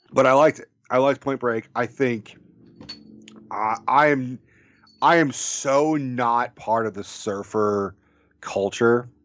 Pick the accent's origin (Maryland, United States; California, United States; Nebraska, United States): California, United States; Bay Area; I grew up in the Bay Area